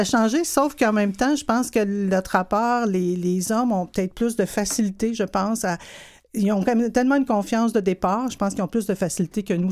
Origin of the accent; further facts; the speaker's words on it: Montreal, Quebec, Canada; je viens d'une famille de sept enfants. Euh, dans le quartier ouvrier de Hochelaga-Maisonneuve.